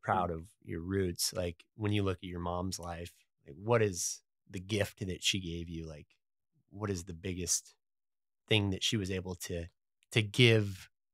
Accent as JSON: {"language": "English", "town": "Dillon", "region": "Montana", "country": "United States", "tie": "born or raised there", "said": "I grew up in Dillon, Montana, which is, like, horse people"}